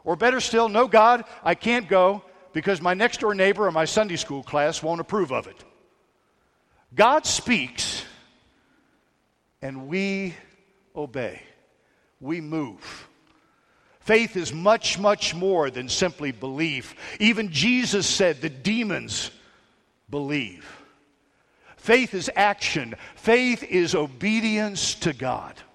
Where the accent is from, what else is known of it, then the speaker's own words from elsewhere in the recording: Hyattsville, Maryland, United States; also born or lived in Washington, D.C.; I was born in Washington, D.C. a long time ago. I was raised right outside the district, Hightsville, Maryland